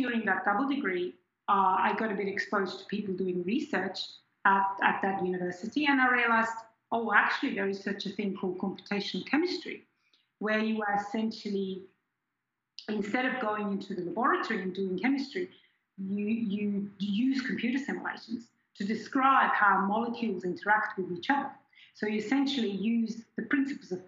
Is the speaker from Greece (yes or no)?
no; just outside Zurich, Switzerland; first language German; English is a second language; moved away as an adult; also born or lived in Perth, Australia / Queensland, Australia; now in Australia; I grew up in Switzerland in a town just outside of Zurich, and I went to high school in Zurich, in the city itself